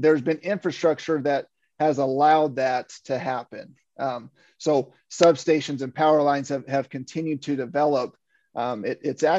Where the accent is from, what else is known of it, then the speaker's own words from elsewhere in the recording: Western Kansas, United States; moved away; I'm from Western Kansas. I grew up on a dryland wheat farm.